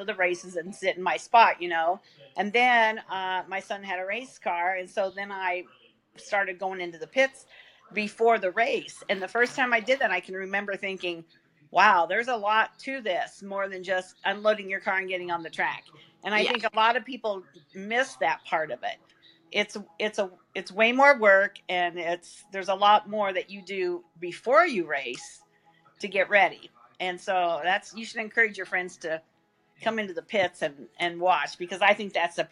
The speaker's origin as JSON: {"language": "English", "region": "West Central Illinois", "country": "United States", "tie": "born or raised there", "said": "I grew up in West Central Illinois"}